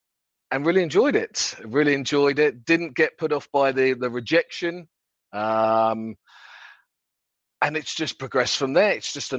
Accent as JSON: {"language": "English", "town": "Paris", "region": "Île-de-France", "country": "France", "tie": "born there", "said": "That's French because I was born in Paris."}